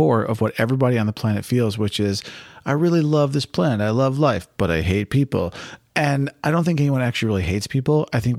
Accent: United States; you and I were raised in America by middle-class families

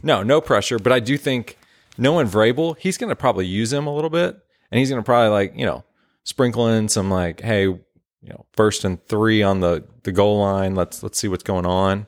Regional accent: southern Indiana, United States; moved away as an adult; now in Nashville, United States; half my life in Nashville, start of my life, and then moved, uh, to Indiana, so southern Indiana

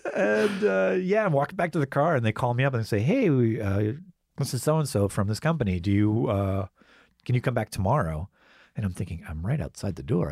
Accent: Gainesville, United States; moved away; somebody that I grew up with in Gainesville

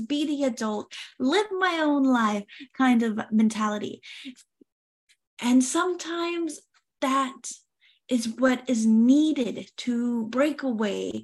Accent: Oklahoma, United States; I was born and raised in Oklahoma

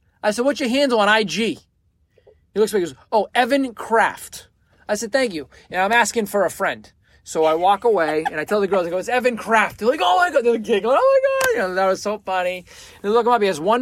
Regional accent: Boston, Massachusetts, United States; I'm from Boston

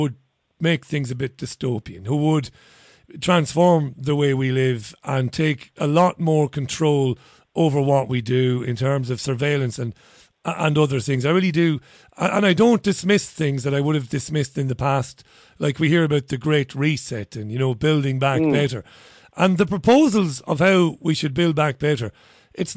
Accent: Ireland; As one Irishman to another

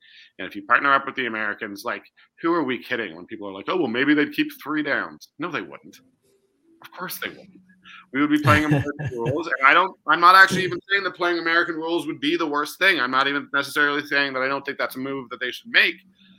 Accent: Toronto, Ontario, Canada; moved away as an adult; now in Calgary, Canada; it's my hometown team and I love, you know, mm-hmm. I grew up and I'm only 37.

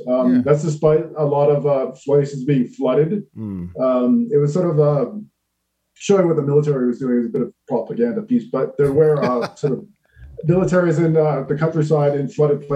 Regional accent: Canada; moved away; my home country of Canada

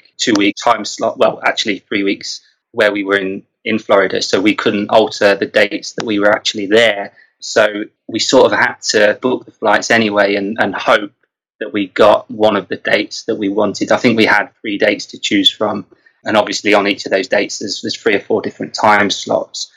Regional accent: England, United Kingdom; we're fussy English

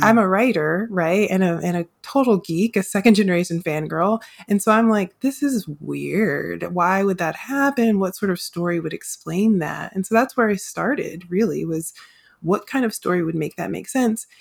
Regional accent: the American South, United States; if I grew up in the South

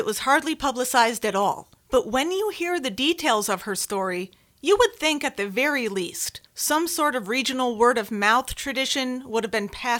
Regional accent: Bristol, Connecticut, United States; I am born and raised in Bristol, Connecticut.

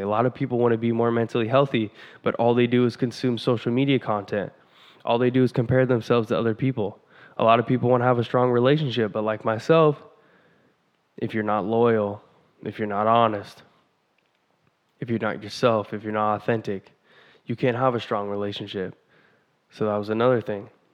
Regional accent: Vancouver, Washington, United States; I'm from Vancouver, Washington

